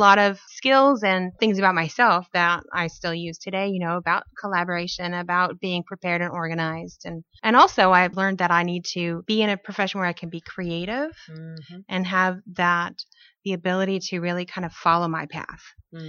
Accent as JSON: {"language": "English", "town": "Fort Polk", "region": "Louisiana", "country": "United States", "tie": "born or raised there", "said": "I grew up in Louisiana as an Army brat, Fort Polk"}